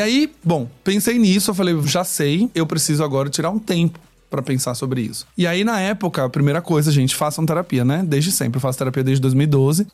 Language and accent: Portuguese; Aracaju, Sergipe, Brazil; moved away as an adult; now in São Paulo, Brazil; eu sou aracajuano. Eu saí de Sergipe e fui morar em São Paulo em 2012